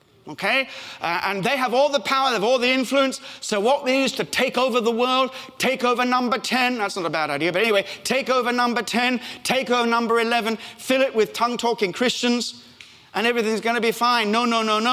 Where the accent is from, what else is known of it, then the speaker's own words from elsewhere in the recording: Australia; accent: Australian; moved away; also born or lived in Africa; I was born in Africa, brought up in Australia